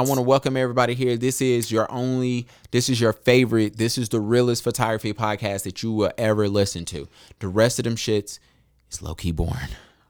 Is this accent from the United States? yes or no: yes; Charlotte, North Carolina, United States; for me, because I'm from Charlotte.